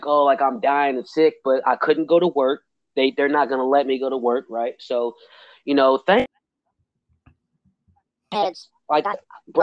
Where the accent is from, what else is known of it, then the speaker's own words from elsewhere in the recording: Illinois, United States; I'm coming from Illinois